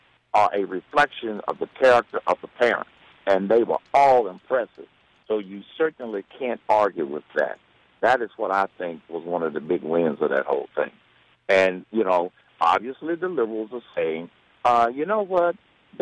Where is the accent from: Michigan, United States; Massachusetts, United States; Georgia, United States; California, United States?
Georgia, United States; Atlanta; Atlanta, my hometown